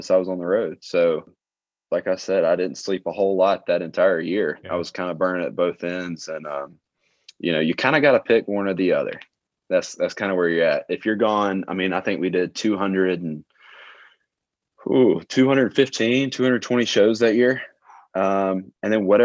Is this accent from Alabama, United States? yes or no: yes; Alabama, United States; I'm from a super small town. I really never left the county line other than a few vacations whenever I was younger, growing up in Alabama